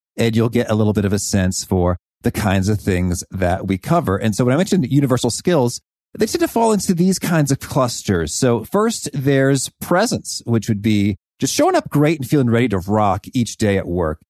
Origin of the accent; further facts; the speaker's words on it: Danville, Illinois, United States; growing up in Danville, Illinois, we'd go to the Danville Public Library